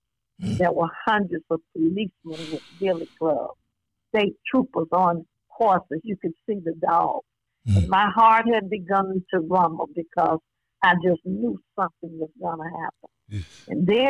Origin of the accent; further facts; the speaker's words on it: Selma, Alabama, United States; that little girl growing up in Selma, Alabama.